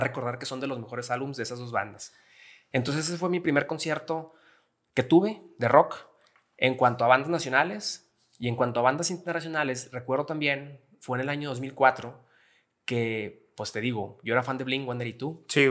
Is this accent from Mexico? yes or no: yes; Gómez Palacio, Durango, Mexico; soy de Gómez Palacio Durango, lagunero 100%